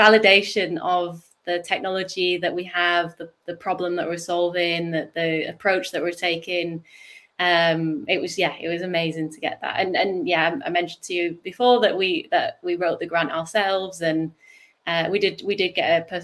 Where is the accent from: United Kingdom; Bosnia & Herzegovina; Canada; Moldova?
United Kingdom; accent: northern; my northern accent